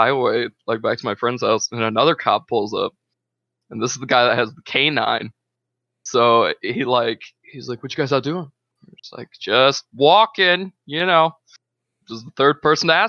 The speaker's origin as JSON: {"language": "English", "town": "Walton", "region": "Indiana", "country": "United States", "tie": "born or raised there", "moved": "yes", "said": "I lived in Walton, which we only have like a population of like 1,500, if that. And then Kokomo is one of the bigger towns around my hometown."}